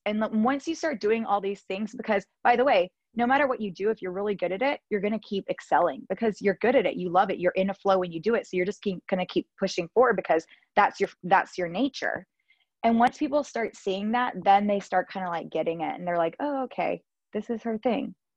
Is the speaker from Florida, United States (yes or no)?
no; Georgia, United States; moved away as an adult; also born or lived in Los Angeles / Spain; now in Miami, United States; I'm from Georgia, born and raised in Georgia